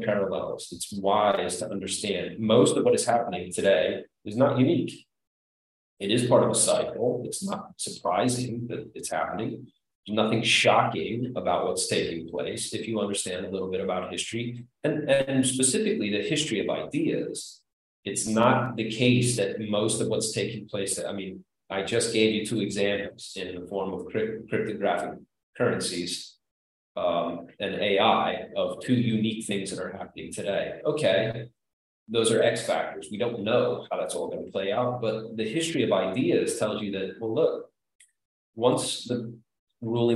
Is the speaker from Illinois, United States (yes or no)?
yes; Chicago, Illinois, United States; I'm from Chicago.